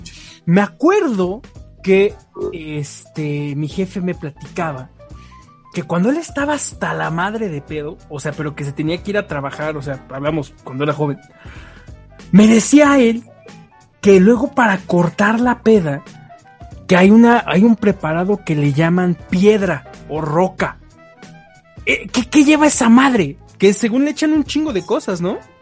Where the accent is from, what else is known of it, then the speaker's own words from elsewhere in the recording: Tlaxcala, Mexico; nosotros somos acá de Tlaxcala